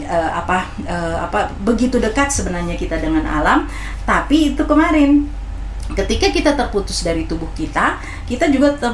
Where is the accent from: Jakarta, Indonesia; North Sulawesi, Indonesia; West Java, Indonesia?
North Sulawesi, Indonesia; Manado; saya orang Manado pemakan cabai